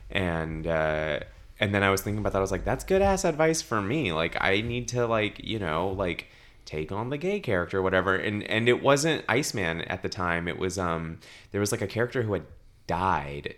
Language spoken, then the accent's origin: English; Los Angeles, California, United States; born and raised in Los Angeles